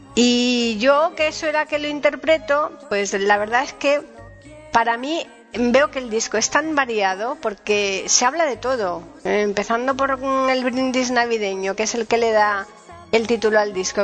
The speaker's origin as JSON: {"language": "Spanish", "region": "Andalusia", "country": "Spain", "said": "es un villancico típico andaluz, ¿no? Un villancico más bien el estilo de mi tierra"}